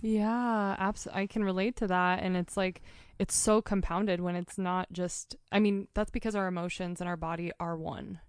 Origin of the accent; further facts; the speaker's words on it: Portland, Oregon, United States; now in Montana, United States; I'm from Portland area.